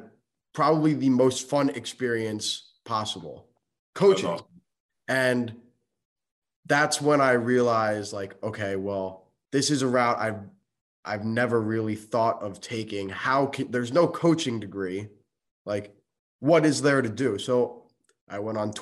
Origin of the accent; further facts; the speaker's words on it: Boca Raton, Florida, United States; So I'm from South Florida. I'm from Boca Raton